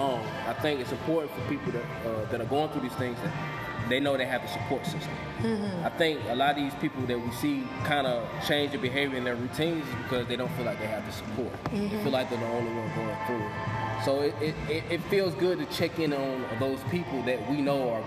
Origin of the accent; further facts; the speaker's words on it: the Bible Belt, the South, United States; we grew up in the Bible Belt